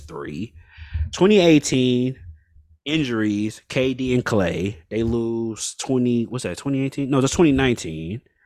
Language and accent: English; Oakland, California, United States; I was born in Oakland